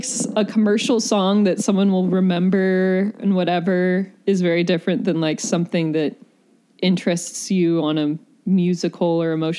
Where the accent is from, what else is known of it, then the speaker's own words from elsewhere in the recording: the South, United States; I think that has to do with growing up in the South, in the sunshine, where there's wide open spaces and nature.